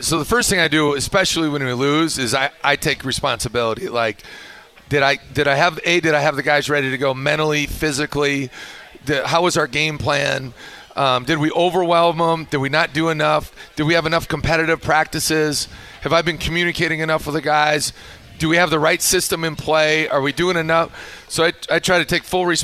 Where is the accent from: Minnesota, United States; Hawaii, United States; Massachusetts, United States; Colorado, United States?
Minnesota, United States; now in Utah, United States; I grew up in Minnesota